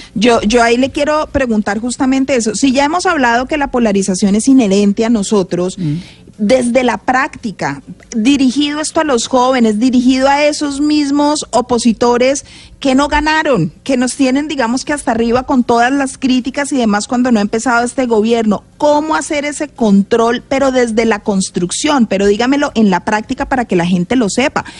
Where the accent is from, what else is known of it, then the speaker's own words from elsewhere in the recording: Colombia; nosotros como colombianos